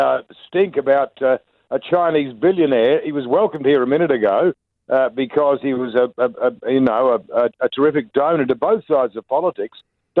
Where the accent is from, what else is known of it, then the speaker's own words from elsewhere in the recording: Christchurch, Canterbury, New Zealand; I'm from Christchurch.